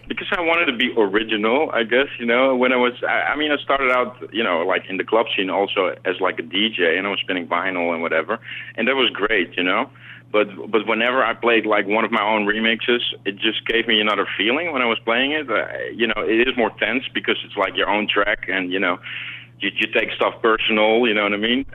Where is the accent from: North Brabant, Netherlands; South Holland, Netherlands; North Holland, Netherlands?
North Holland, Netherlands; Amsterdam; also born or lived in South America; now in New York, United States; I grew up in South America, and I grew up in uh, in Amsterdam